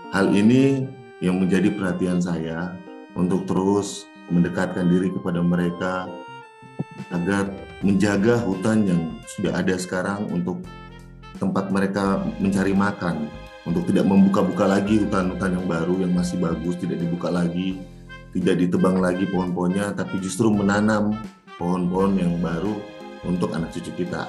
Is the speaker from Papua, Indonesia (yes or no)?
yes; Papua, Indonesia; saya besar di Papua